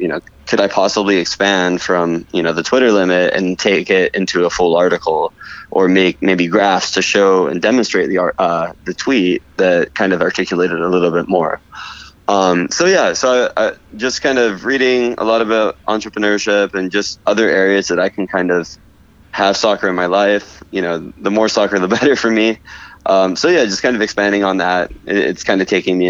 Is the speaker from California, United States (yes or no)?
yes; Los Angeles, California, United States; also born or lived in Portland, Oregon; now in Florida, United States; I grew up in Los Angeles